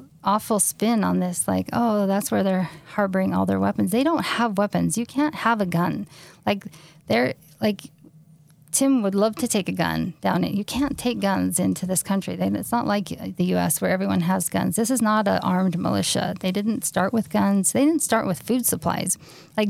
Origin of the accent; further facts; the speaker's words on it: Utah, United States; we're just from Utah